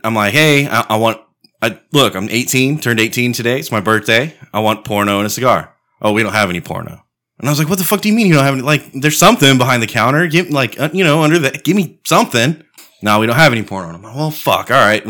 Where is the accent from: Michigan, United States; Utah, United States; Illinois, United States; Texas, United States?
Texas, United States; Comfort; I grew up in Comfort, Texas.